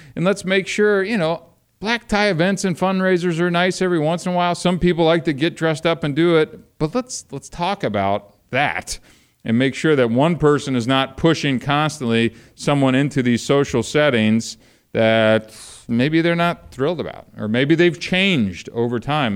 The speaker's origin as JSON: {"language": "English", "region": "Ohio", "country": "United States", "tie": "born or raised there", "also_born_or_lived": "Kentucky", "moved": "as an adult", "said": "I was born in Kentucky, raised in Ohio, lived out here for the last thirty years"}